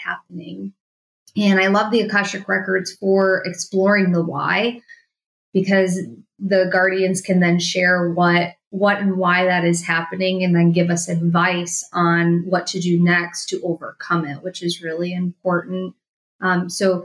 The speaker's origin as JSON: {"language": "English", "town": "Milwaukee", "region": "Wisconsin", "country": "United States", "tie": "born or raised there", "said": "I grew up in Wisconsin, just like you. I'm from Milwaukee, Wisconsin"}